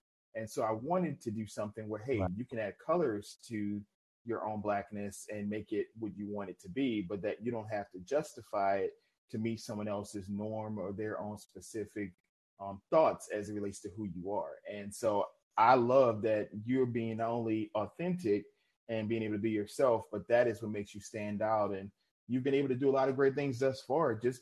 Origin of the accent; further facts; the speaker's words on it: New Orleans, Louisiana, United States; I'm from New Orleans